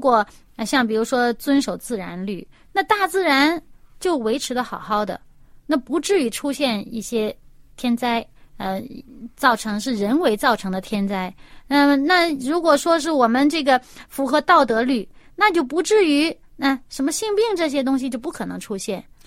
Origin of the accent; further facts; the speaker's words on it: China; 我们中国人